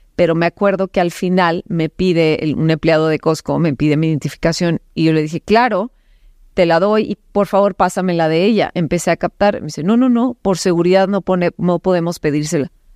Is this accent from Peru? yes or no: no; Cananea, Sonora, Mexico; nací en Cananea, Sonora